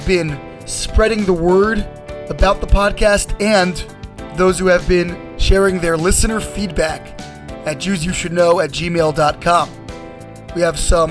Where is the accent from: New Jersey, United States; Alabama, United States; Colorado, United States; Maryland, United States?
Maryland, United States; Baltimore; I went to Beth Tefillah in Baltimore